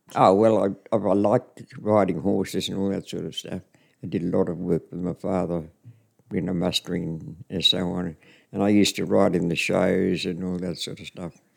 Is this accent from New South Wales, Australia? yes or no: no; Winton, Queensland, Australia; also born or lived in Charters Towers; I was never in Winton. I was out on the property, which was about oh, 104 kilometres out